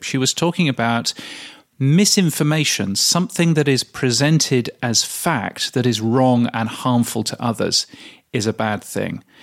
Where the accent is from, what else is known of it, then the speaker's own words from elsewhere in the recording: Loughborough, East Midlands, United Kingdom; I grew up in the UK in a little place called Loughborough.